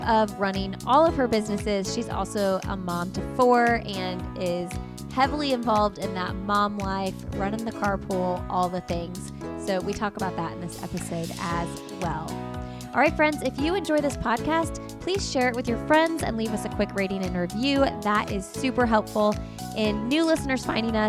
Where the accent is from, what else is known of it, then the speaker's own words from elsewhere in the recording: Indiana, United States; now in North Carolina, United States; I'm from Indiana